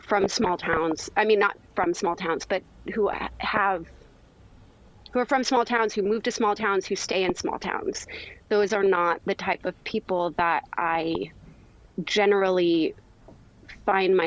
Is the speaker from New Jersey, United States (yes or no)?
no; California, United States; moved away as an adult; now in New York, United States; I'm from California originally